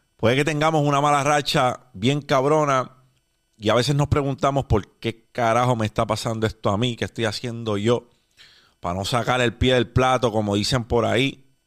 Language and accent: Spanish; Puerto Rico; Los puertorriqueños, después del huracán María, nos vimos teniendo que reconstruir un país desde el suelo